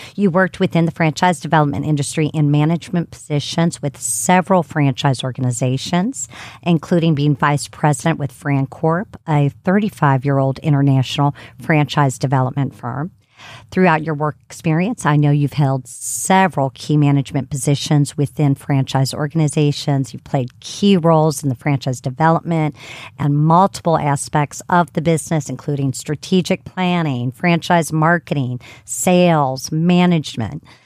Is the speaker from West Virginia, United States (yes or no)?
no; Ohio, United States; now in Atlanta, United States; Miami, Ohio, which is my home state